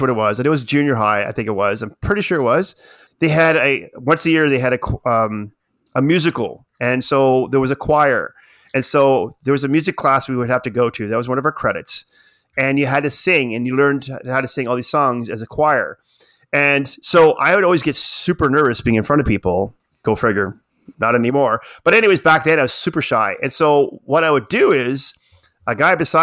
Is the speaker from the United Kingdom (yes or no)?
no; Nova Scotia, Canada; I'm from Nova Scotia, my whole family is all fishermen